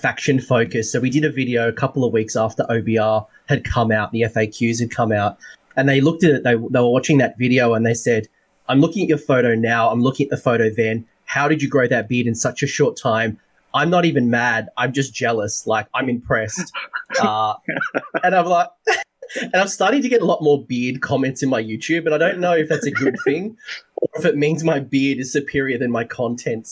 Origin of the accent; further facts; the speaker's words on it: Sydney, New South Wales, Australia; also born or lived in rural town in Australia; I grew up in Sydney. I grew up in this in Sydney.